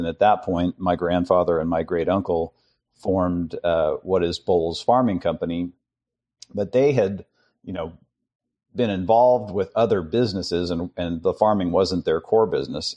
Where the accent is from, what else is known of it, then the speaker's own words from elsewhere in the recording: San Francisco, California, United States; I was raised in San Francisco